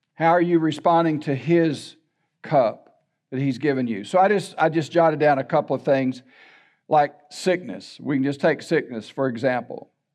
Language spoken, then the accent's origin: English; La Porte, Texas, United States; also born or lived in Baytown, Texas; I was raised in LaPorte.